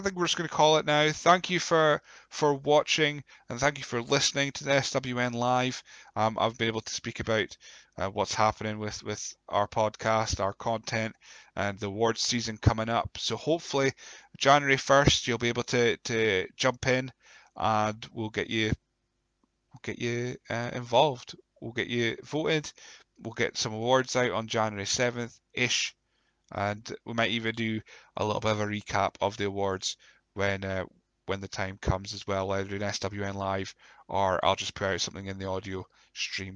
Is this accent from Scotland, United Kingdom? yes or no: yes; Scotland, United Kingdom; we're Scottish